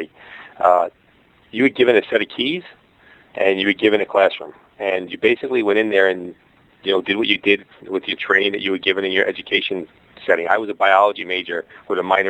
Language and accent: English; New York City, New York, United States; accent: Brooklyn; moved away as an adult; now in Hawaii, United States; my Brooklyn accent